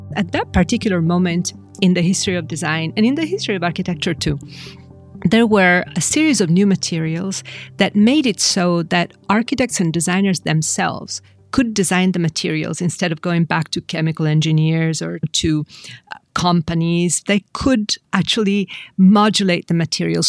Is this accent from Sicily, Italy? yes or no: no; Milan, Lombardy, Italy; I grew up in Milan, and Milan is a city of design